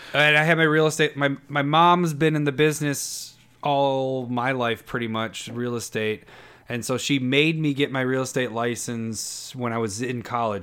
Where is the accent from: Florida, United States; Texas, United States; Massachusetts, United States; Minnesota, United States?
Minnesota, United States; as a Minnesotan